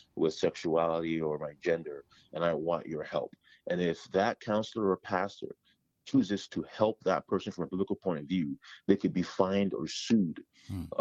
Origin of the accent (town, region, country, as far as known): Toronto, Ontario, Canada; born or raised there; moved away as an adult; also born or lived in Ghana; now in Ohio, United States